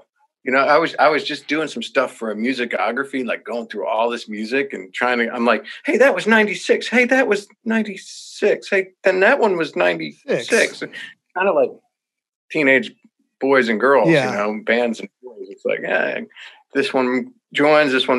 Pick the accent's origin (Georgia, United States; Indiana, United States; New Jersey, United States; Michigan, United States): New Jersey, United States; moved away as an adult; also born or lived in Pennsylvania / Nashville; I was from Jersey, we're right across the river